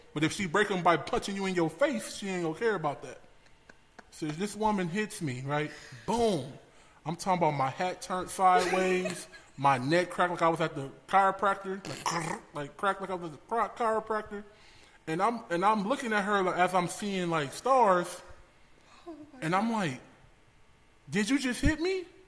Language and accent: English; Los Angeles, California, United States; born and raised in Los Angeles